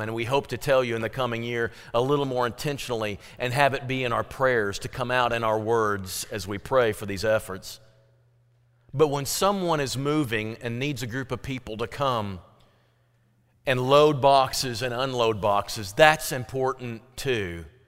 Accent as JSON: {"language": "English", "town": "Fredericktown", "region": "Missouri", "country": "United States", "tie": "born or raised there", "said": "growing up in Frederick Town, Missouri, we had potluck meals"}